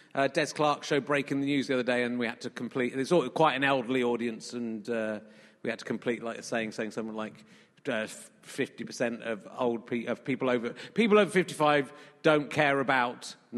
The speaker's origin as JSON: {"language": "English", "region": "Yorkshire and the Humber", "country": "United Kingdom", "tie": "born there", "said": "I was born in Yorkshire, so that's"}